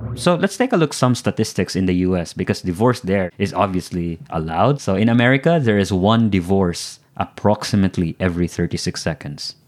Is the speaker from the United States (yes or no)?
no; Philippines